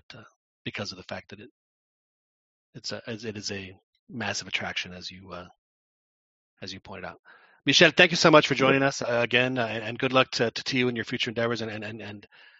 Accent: Mexico City, Mexico; I grew up in Lomas Hipódromo, which was a 5-minute drive to the Camachalco.

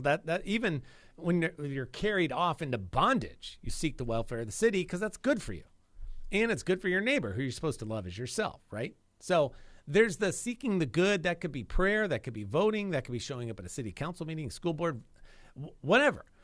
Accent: United States; I'm always grateful to be an American

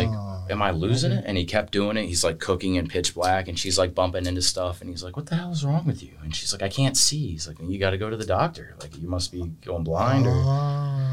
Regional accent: Florida, United States; I'm from Florida

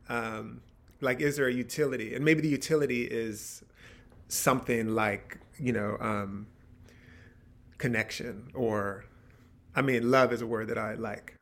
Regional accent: near Philadelphia, Pennsylvania, United States; I grew up near Philadelphia

